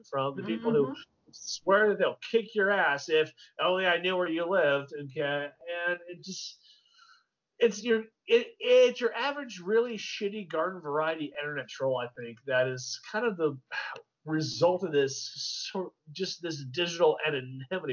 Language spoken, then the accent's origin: English; Texas, United States; I'm a product of the Texas public school system, okay? Texas.